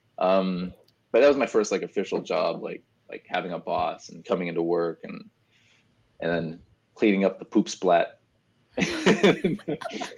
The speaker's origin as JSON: {"language": "English", "town": "Brampton", "region": "Ontario", "country": "Canada", "tie": "born or raised there", "also_born_or_lived": "Etobicoke, Toronto", "moved": "yes", "said": "I grew up in Brampton, Ontario, which is like a little further up from Toronto, so it's a suburb"}